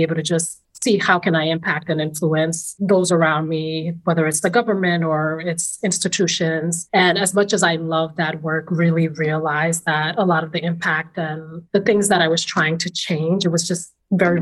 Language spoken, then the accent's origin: English; New York City, New York, United States; born or raised there; accent: New York; moved away as an adult; also born or lived in Senegal / Maine; now in France